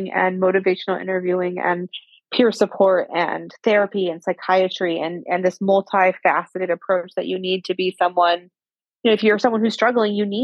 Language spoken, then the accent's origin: English; Northern California, United States; I grew up in Northern California